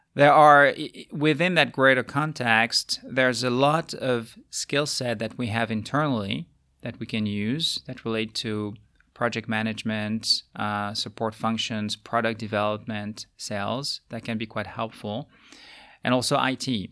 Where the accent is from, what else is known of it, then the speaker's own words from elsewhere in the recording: France; moved away as an adult; also born or lived in United States / Asia; now in Luxembourg; my home country being France